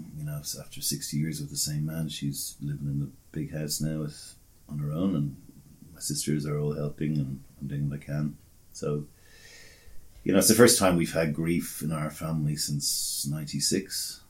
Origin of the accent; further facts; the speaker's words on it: Australia; In fact, did you know I was Australian? I am Australian.